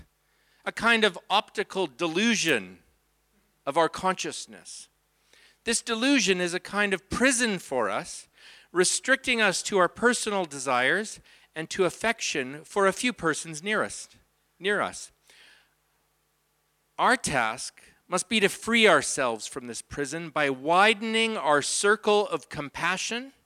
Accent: Abbotsford, British Columbia, Canada; That's my wife, and we're from Abbotsford.

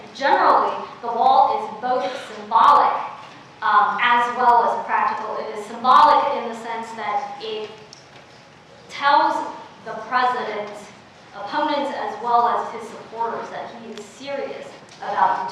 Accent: Oakland, California, United States; English is a second language; also born or lived in China; I grew up in Oakland

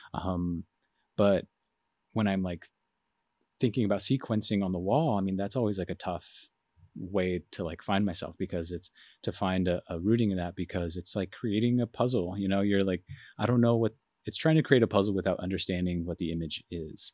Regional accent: Phoenix, Arizona, United States; moved away as an adult; also born or lived in Rochester, New York; I'm from Phoenix, Arizona

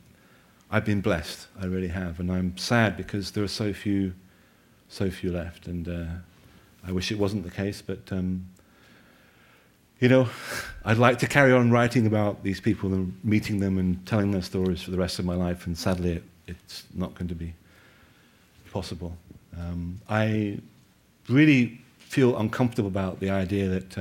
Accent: United Kingdom; moved away; I'm obviously a Limey, and I'm an outsider

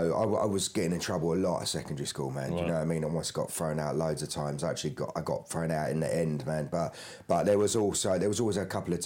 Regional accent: London, United Kingdom; I'm from South East London. So, grew up in kind of Beckenham Penge area, so it's kind of on the edge of suburbia

